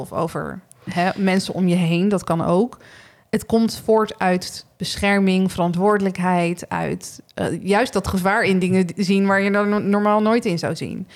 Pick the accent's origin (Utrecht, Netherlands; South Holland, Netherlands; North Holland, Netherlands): South Holland, Netherlands; Rotterdam; moved away as an adult; also born or lived in Groningen; now in Berkel, Netherlands; Ik kom uit Rotterdam